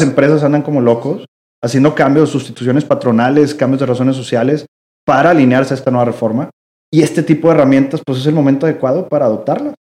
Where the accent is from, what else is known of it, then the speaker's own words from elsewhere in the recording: Mexico; yo como mexicano